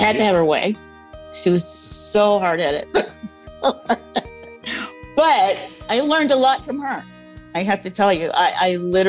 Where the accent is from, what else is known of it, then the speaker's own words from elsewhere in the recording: Detroit, Michigan, United States; moved away; also born or lived in Dallas, Texas / Rockford, Illinois; Well, I was born in Dallas, Texas, 1953. And then we were moved to Michigan, grew up in Detroit during the time of the riots. And then my mom shipped us out of there and took us to Illinois, Rockford, Illinois.